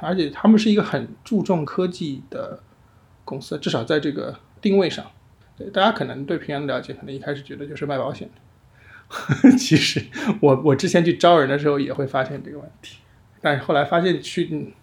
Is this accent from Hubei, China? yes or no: yes; Hubei, China; now in Shanghai, China; 我们家是湖北的